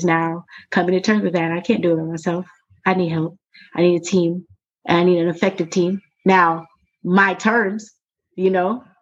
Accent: Jacksonville, Florida, United States; I grew up in Duval County

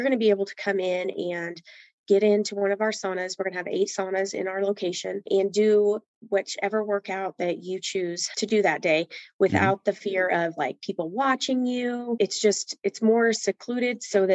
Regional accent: Hays, Kansas, United States; I am from Hayes, Kansas

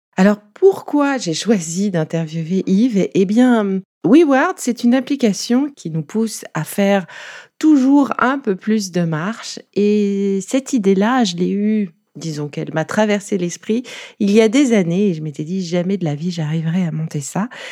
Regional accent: Nice, Provence-Alpes-Côte d'Azur, France; Je suis niçoise aussi

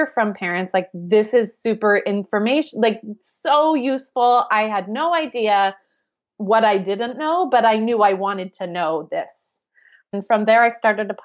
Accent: United States; accent: American; moved away as an adult; also born or lived in London; we are obviously American, as you can tell from my accent

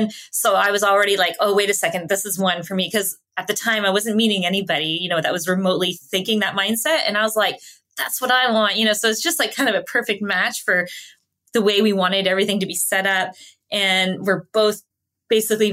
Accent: Canada; first language English; I was born and raised in Canada

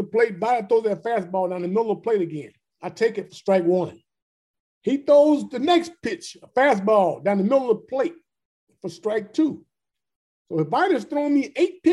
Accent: Bay Area, California, United States; I'm from the Bay Area. So I lived in the Bay Area

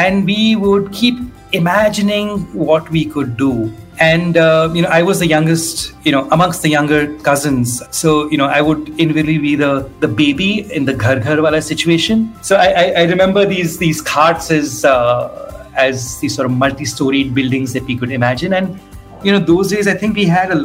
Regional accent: Jaipur, Rajasthan, India; I grew up in Jaipur in one of the old Havelis, and the whole summer we would sleep on the terrace

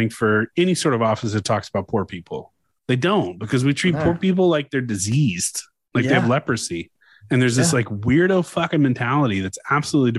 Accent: Louisiana, United States; I'm from Louisiana, man. We got a lot of French people.

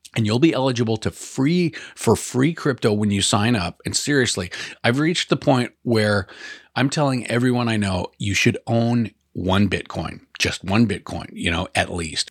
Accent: Bend, Oregon, United States; Bend, Oregon my hometown

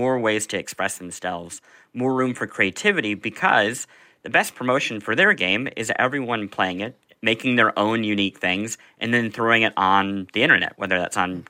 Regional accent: Midwest, United States; I grew up in the Midwest.

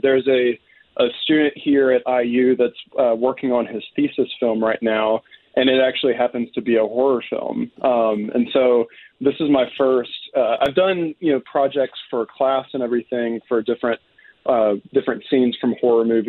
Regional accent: Decatur, Alabama, United States; moved away as an adult; also born or lived in Mississippi / Indiana; now in Bloomington, United States; I'm from Decatur, Alabama. It's in northern Alabama near Huntsville.

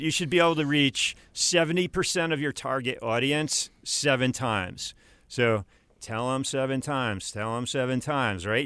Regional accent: upstate New York, United States; moved away as an adult; also born or lived in Miami, Florida, United States; now in Greenville, United States; I grew up in upstate New York, about one hundred fifty miles north of the city.

